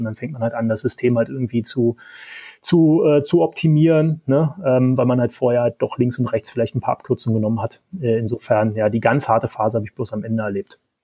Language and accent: German; Berlin, Germany; accent: Berlin dialect; das hört man ab und zu am Dialekt. Ähm, ich bin Berliner, Urberliner